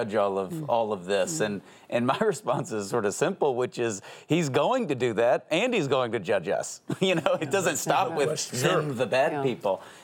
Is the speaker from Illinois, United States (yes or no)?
no; Texas, United States; I'm from Texas.